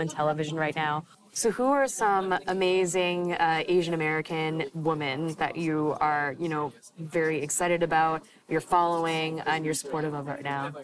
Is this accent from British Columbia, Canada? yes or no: yes; Vancouver, British Columbia, Canada; I'm from Vancouver